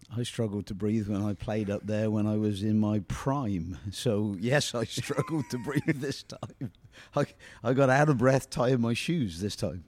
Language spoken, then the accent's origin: English; United Kingdom; moved away; I'm British